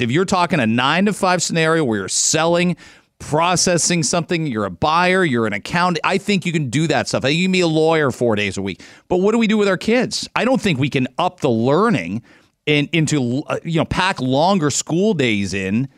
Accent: London, Ontario, Canada; moved away as an adult; now in Toronto, Canada; I grew up in London, Ontario

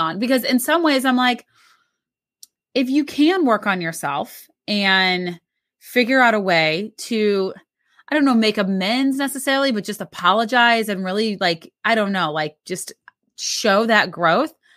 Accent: Missouri, United States; we grew up in Missouri

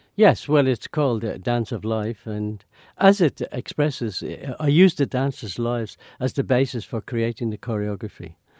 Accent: Ireland; moved away as an adult; also born or lived in London; I was a, a real paddy, you know, from, from the country

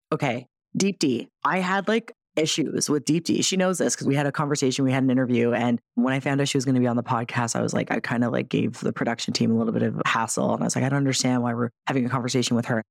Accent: Toronto area, Ontario, Canada; we're both from Toronto adjacent, right? The six

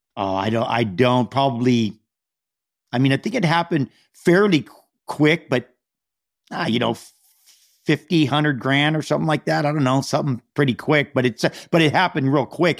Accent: Hawaii, United States; now in Malibu, United States; I'm from Hawaii, and so we have a home there

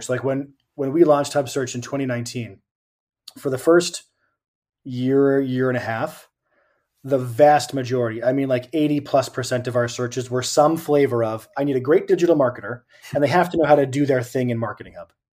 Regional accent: Southern New Hampshire, United States; also born or lived in Boston, Massachusetts; now in Cleveland, United States; I grew up in Southern New Hampshire and lived, lived in Boston for a whole bunch of years.

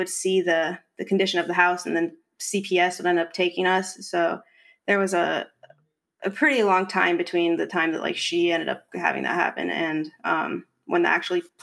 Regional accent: Arizona, United States; now in California, United States; I'm from Arizona and I moved to California about 7 years ago

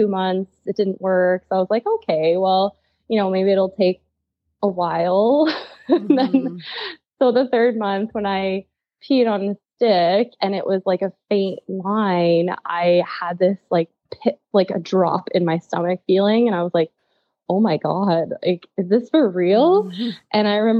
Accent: Quebec, Canada; moved away as an adult; now in Saskatoon, Canada; I'm originally from Quebec, and I moved out to Saskatoon, I think 9 years ago now, to study pharmacy.

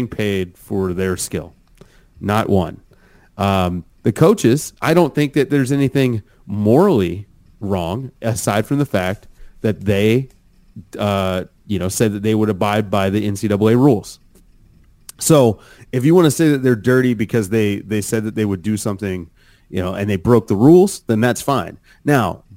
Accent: Richmond, Virginia, United States; I'm from Richmond, so I'm like from right down the road

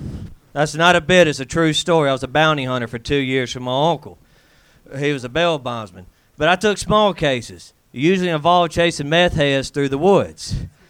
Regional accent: the South, United States; accent: Southern; now in Los Angeles, United States; I am from the South. And I have to say, it's fun having a Southern accent in L.A.

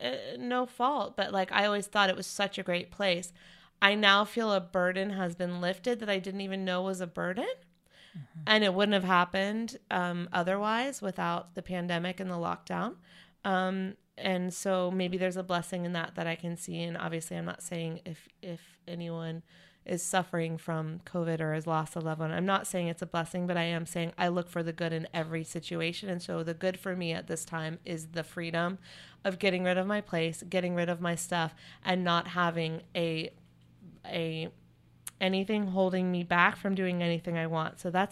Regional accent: North Carolina, United States; You know, I grew up in North Carolina. I love Chapel Hill.

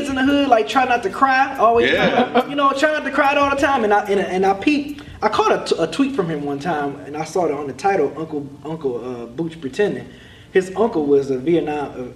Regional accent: Detroit, Michigan, United States; Us growing up in the Midwest

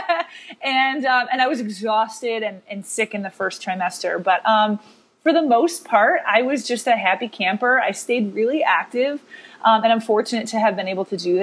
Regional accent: Rochester, New York, United States; moved away as an adult; now in New York City, United States; I was born and raised in Rochester, New York, which some people say upstate. We say Western New York

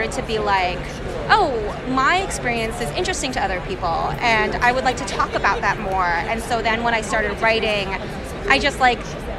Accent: Central Florida, United States; I grew up in Central Florida. Mm-hmm. So there wasn't a really big Korean community

